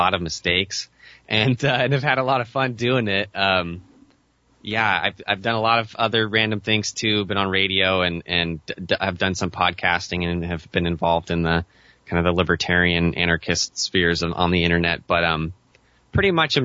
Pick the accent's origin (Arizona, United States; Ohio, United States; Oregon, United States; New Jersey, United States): Oregon, United States; Western; I've been born and raised in Western Oregon